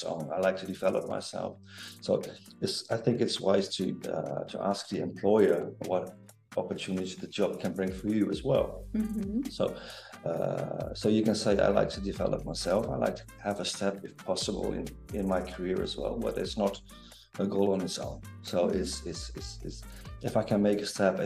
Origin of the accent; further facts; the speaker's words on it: Netherlands; I'm from Holland. I'm from the Netherlands